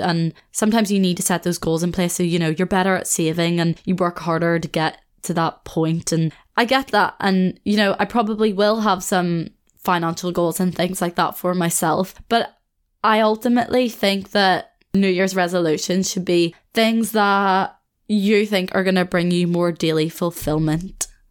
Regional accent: Belfast, Northern Ireland, United Kingdom; moved away as an adult; also born or lived in Australia; now in Leeds, United Kingdom

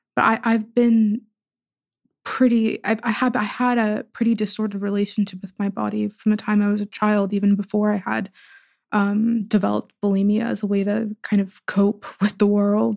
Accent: Pittsburgh, Pennsylvania, United States; born or raised there

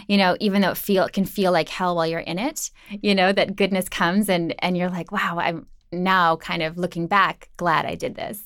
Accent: Minnesota, United States; Midwest. I'm from Minnesota

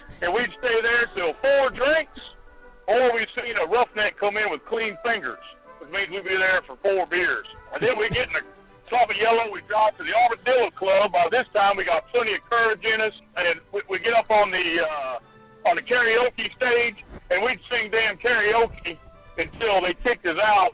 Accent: Texas, United States; Three of the most dangerous, nasty, disgusting bars in the world reside right here in my hometown in Texas

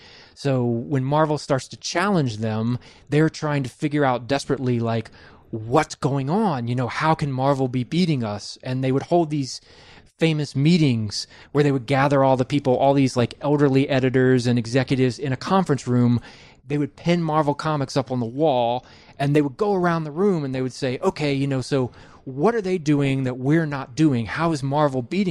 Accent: Virginia, United States; I'm from Virginia

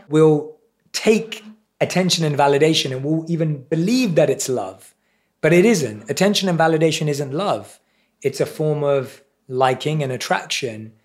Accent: London, United Kingdom; I was around seven or eight years old. in primary school in London.

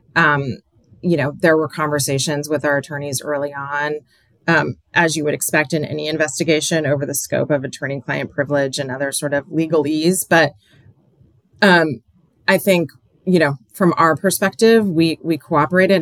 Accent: Aloha, Oregon, United States; moved away as an adult; also born or lived in Portland, Oregon / New York / Washington; I'm from Oregon, but I live in New York or I live in Washington

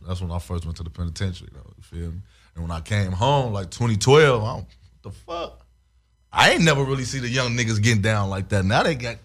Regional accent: Chicago, Illinois, United States; moved away as an adult; now in Las Vegas, United States; I grew up in Chicago, gangbanger.

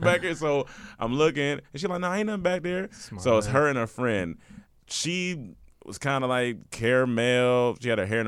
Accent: North Carolina, United States; I'm from North Carolina

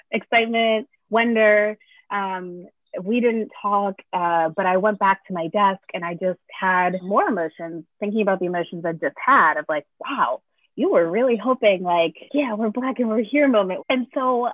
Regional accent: Connecticut, United States; now in Brooklyn, United States; I grew up in Connecticut around mostly white people for most of my young life

